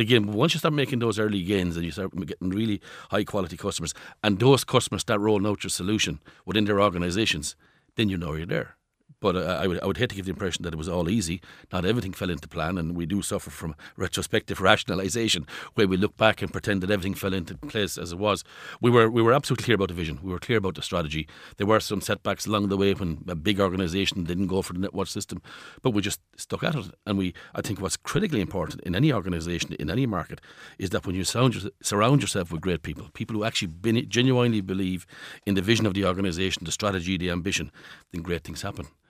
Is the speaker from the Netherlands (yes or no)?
no; Ireland